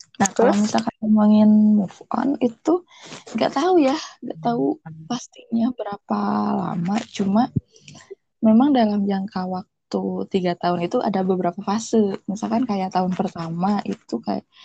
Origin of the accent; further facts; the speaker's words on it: West Java, Indonesia; saya itu Sunda banget